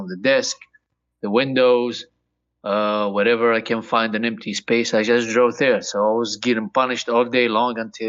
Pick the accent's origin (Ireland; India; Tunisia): Tunisia; moved away; I came all the way from Tunisia. It's a small country in North Africa.